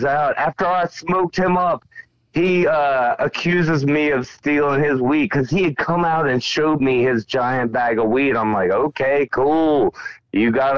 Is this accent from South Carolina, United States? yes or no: yes; like Clemson, upstate South Carolina, United States; South Carolina